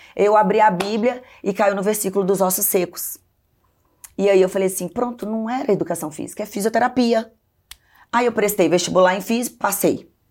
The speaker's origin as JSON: {"language": "Portuguese", "town": "Belo Horizonte", "region": "Minas Gerais", "country": "Brazil", "tie": "born or raised there", "also_born_or_lived": "Governador Valadares, Minas Gerais", "said": "Aos três anos, meus pais foram para Belo Horizonte. E aí eu cresci em Belo Horizonte até então"}